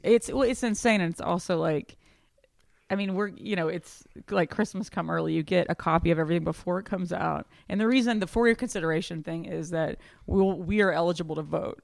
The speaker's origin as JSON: {"language": "English", "town": "Houston", "region": "Texas", "country": "United States", "tie": "born or raised there", "moved": "yes", "said": "my hometown"}